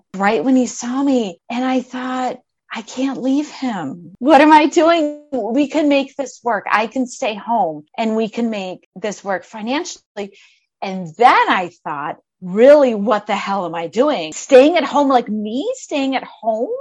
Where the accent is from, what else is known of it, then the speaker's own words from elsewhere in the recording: Midwest, United States; moved away as an adult; also born or lived in Arizona; I'm from the Midwest originally. I don't know if you can hear my accent. I moved out to Arizona